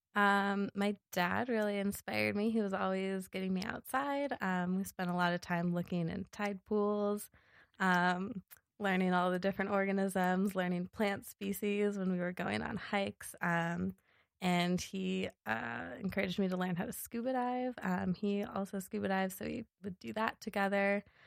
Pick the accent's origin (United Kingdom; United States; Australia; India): United States; Seattle, Washington; moved away as an adult; also born or lived in Los Angeles, California / Alaska / Yellowstone National Park; now in Bozeman, United States; I grew up in Seattle